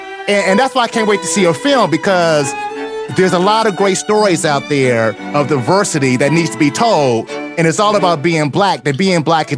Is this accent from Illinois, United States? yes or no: yes; Chicago, Illinois, United States; growing up on the South Side, I grew up with both parents in the household.